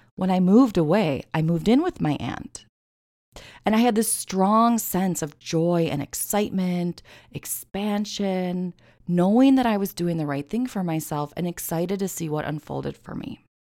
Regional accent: Midwest, United States; moved away; growing up in the Midwest

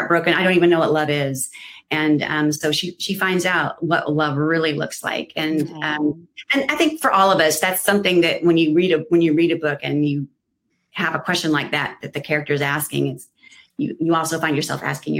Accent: San Diego, California, United States; also born or lived in Minnesota; I'm from San Diego, which is where we're coming to you today from.

